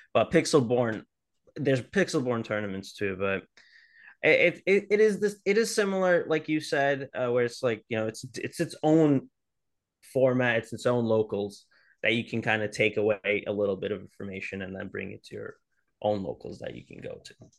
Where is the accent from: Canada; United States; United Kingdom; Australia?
United States; New Orleans, Louisiana; moved away; originally, uh, I'm from New Orleans